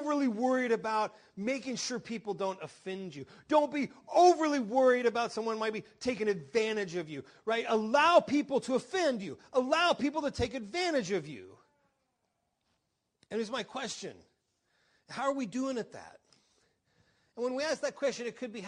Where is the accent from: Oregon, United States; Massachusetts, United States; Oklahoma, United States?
Oklahoma, United States; I grew up in Oklahoma